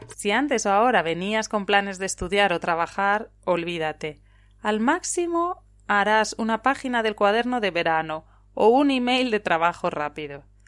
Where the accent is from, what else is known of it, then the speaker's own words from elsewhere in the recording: Spain; also born or lived in León province (family village); now in Italy; una profesora española en Italia